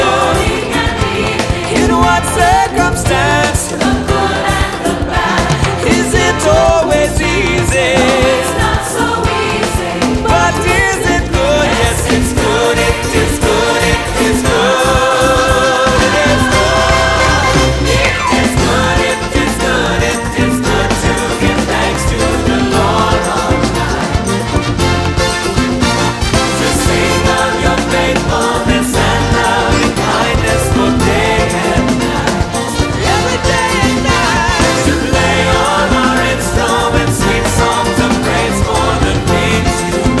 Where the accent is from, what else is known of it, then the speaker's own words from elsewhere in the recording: New York, United States; as a New Yorker